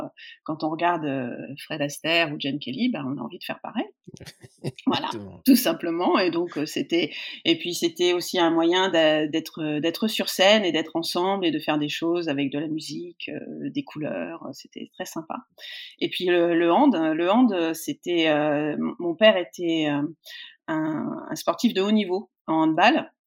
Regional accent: Poitiers, Nouvelle-Aquitaine, France; je suis née à Poitiers, euh, je suis, toute ma famille est de là-bas, euh, donc, euh, bah, j'ai fait mon, mon collège.

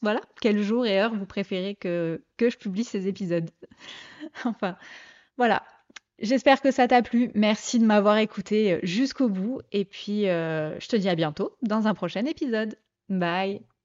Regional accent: Provence-Alpes-Côte d'Azur, France; moved away as an adult; now in Mâcon, France; je suis originaire du sud-est de la France. J'ai bougé durant mes 38 premières années euh, entre la Côte d'Azur et la Provence.

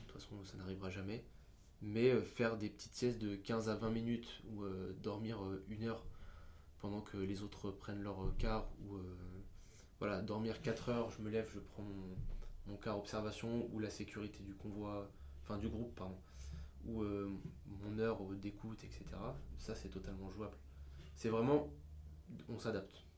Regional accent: France; on est français

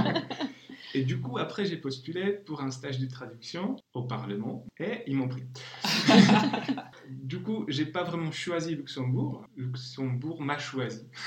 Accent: Czechia; first language Czech; French is a second language; je suis d'origine tchèque, alors je traduis vers le tchèque

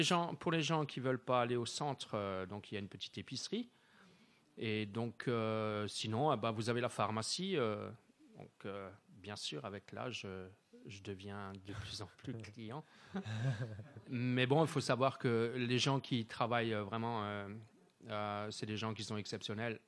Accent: Wittenheim, Grand Est, France; je suis natif, euh, euh, de Wittenheim, hein, j'y suis là depuis l'année, euh, depuis les années soixante, soixante-douze, hein, j'ai emménagé à, à Wittenheim

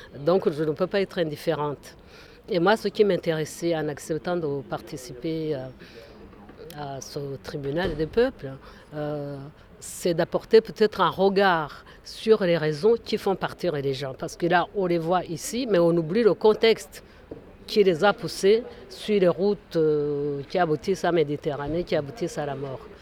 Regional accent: Rwanda; now in France; Je suis originaire du Rwanda

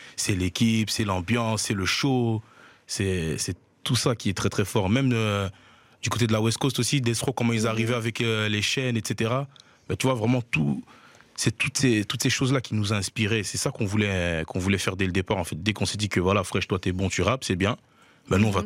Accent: Liège, Wallonia, Belgium; j'ai grandi à Liège, dans le quartier de Hans, plus précisément

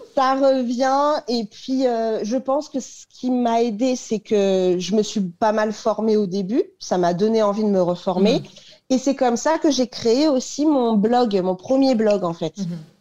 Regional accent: Paris, Île-de-France, France; je suis parisienne, donc j'ai fait mes études à Paris.

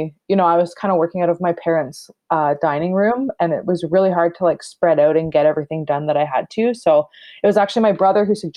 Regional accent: Rama First Nation, Ontario, Canada; moved away as an adult; also born or lived in Toronto; moved to Rama, which is my mom's reserve where I grew up and recently moved back here from Toronto

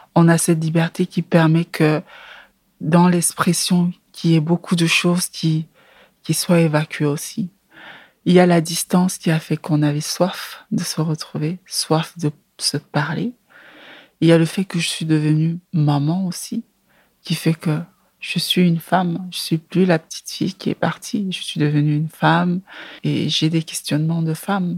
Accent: Yaoundé, Centre, Cameroon; moved away as an adult; also born or lived in Brussels, Belgium; now in Belgium; j'ai grandi à Yaoundé dans un quartier très populaire

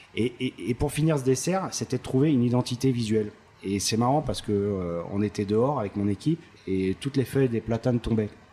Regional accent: Paris, Île-de-France, France; je suis parisien, donc euh, je, suis, né à Paris, j'ai fait mes armes à Paris

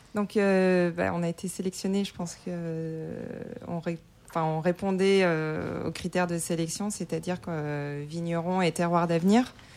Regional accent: Côte-Rôtie / Condrieu area, Auvergne-Rhône-Alpes, France; j'ai grandi là-bas, je suis de la région

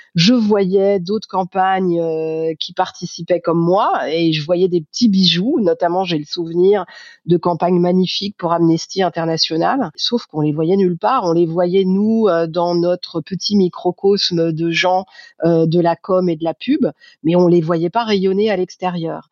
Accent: Paris, Île-de-France, France; en tant que Parisienne

